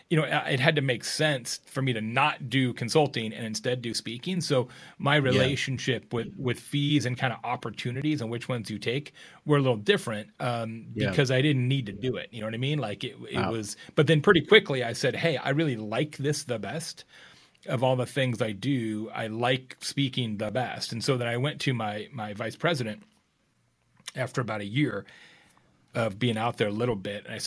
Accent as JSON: {"language": "English", "region": "Arizona", "country": "United States", "moved": "yes", "said": "I'm from Arizona originally"}